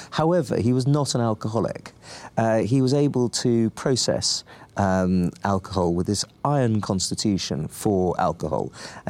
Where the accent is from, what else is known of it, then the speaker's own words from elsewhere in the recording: England, United Kingdom; As an Englishman